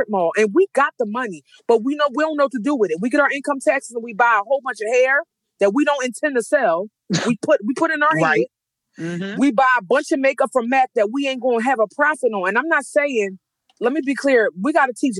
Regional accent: Philadelphia, Pennsylvania, United States; I'm from North Philadelphia, graduated from Strawberry Mansion

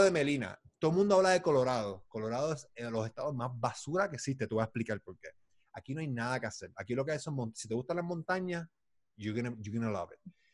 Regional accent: Puerto Rico; yo soy puertorriqueño

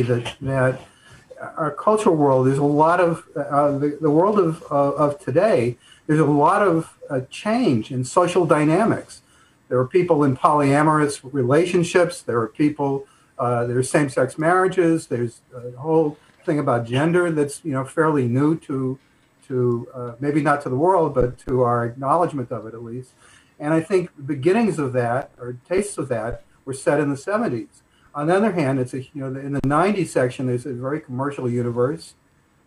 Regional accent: Newton, Massachusetts, United States; moved away as an adult; also born or lived in Jamaica Plain, Boston / Los Angeles, California; now in Newbury, United States; I grew up in Newton

